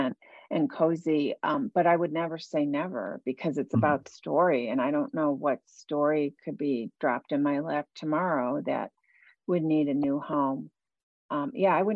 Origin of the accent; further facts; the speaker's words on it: Buffalo, New York, United States; I grew up in Buffalo, New York